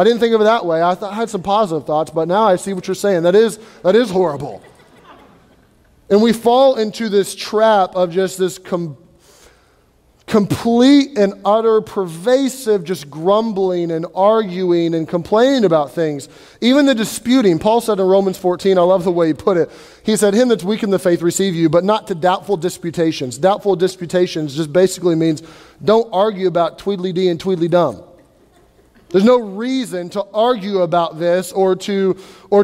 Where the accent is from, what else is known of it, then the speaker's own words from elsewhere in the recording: United States; we're Americans